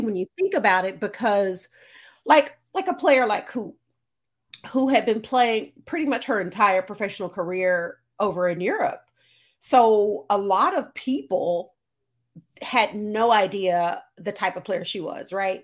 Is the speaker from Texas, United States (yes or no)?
yes; Texas, United States; my home state